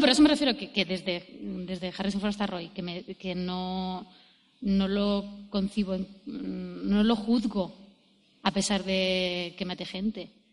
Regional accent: Jaén, Andalusia, Spain; yo soy de Jaén

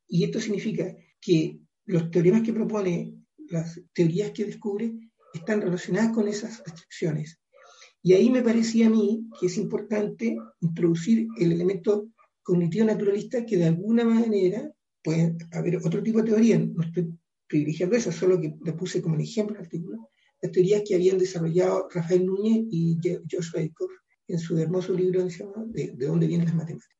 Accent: Chile; como país, como chilenos

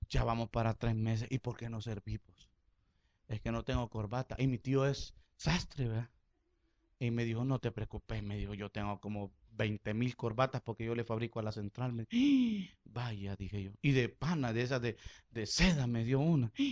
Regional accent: Honduras; Le, yo vengo de Honduras, vengo a esta conferencia, que no qué.

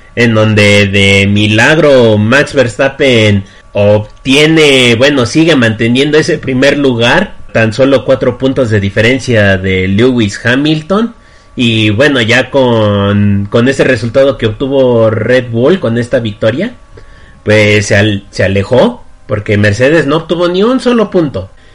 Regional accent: Mexico; como yo, bueno, como varios mexicanos

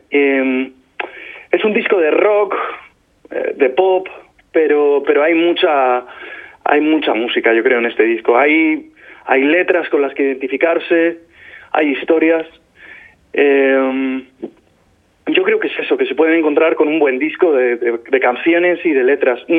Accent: Albacete, Castilla-La Mancha, Spain; soy de Albacete

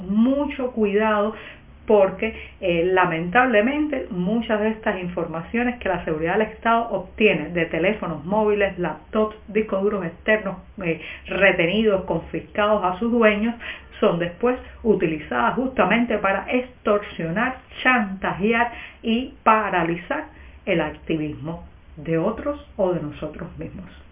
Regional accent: Cuba; cubana, periodista, ciudadana

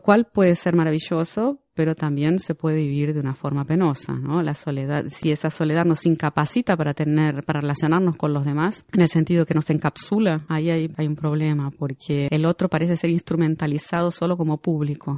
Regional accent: Argentina; moved away as an adult; now in Brazil; soy argentina, pero vivo en Brasil hace 25 años

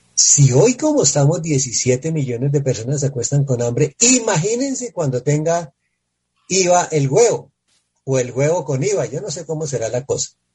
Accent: Colombia; los colombianos que estamos

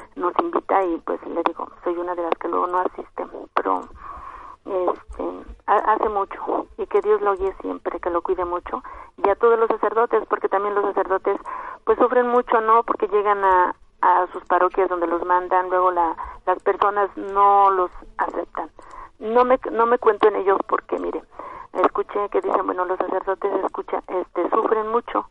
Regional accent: Michoacán, Mexico; yo de allá de donde soy, en Michoacán

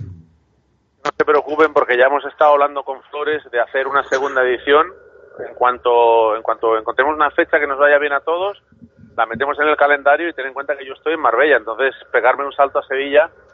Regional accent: Chile; moved away; yo nací en Chile

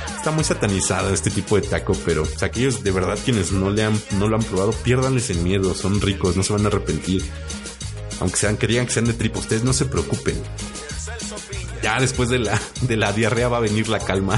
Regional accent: Mexico; como buenos mexicanos

